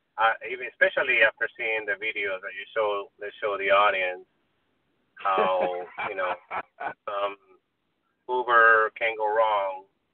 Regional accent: California, United States; now in Hawthorne, United States; I'm from the Valley, so just to get out of the Valley for me is an event.

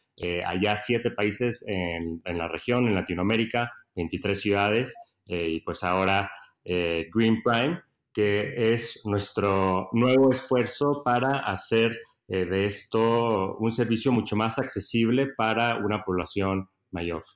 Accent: Monterrey, Nuevo León, Mexico; moved away as an adult; also born or lived in United States / San Francisco; yo crecí en Monterrey

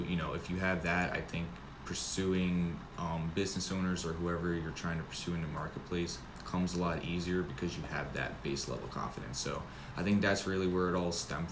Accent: the Poconos, Pennsylvania, United States; moved away as an adult; also born or lived in New York City; now in Charlotte, United States; I grew up in the Poconos in Pennsylvania in the country area

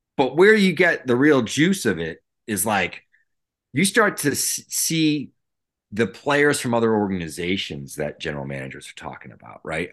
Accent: right outside the Cape Cod League, Massachusetts, United States; I grew up right outside the Cape Cod League

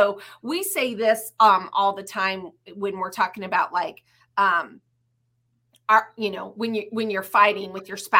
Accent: United States; also born or lived in Indianapolis; I'm an American, I'm a Christian

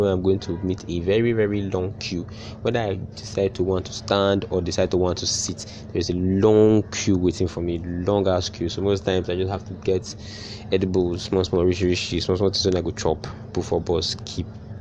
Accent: Edo, Nigeria; now in Lagos, Nigeria; growing up in Edo State, where I was not used, like, traffic is not a big deal where I grew up

